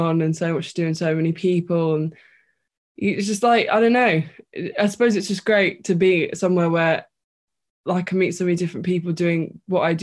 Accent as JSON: {"language": "English", "region": "London", "country": "United Kingdom", "tie": "born or raised there", "said": "I've always lived in North London. Grew up here."}